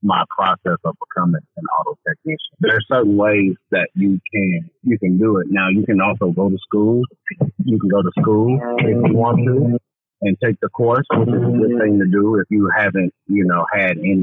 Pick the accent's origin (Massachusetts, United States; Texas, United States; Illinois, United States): Illinois, United States; Chicago; growing up in Chicago on the South Side